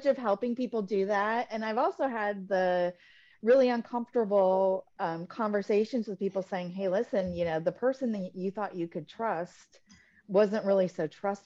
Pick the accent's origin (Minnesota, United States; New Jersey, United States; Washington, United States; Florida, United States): Florida, United States; Tampa; also born or lived in East Lansing, Michigan; now in Naples, United States; I'm originally from East Lansing, Michigan, the home of the Michigan State University Spartans. Right. And my grandfather was, he grew up on a farm in Michigan. And I grew up in Tampa, Florida. My family moved when I was in grade school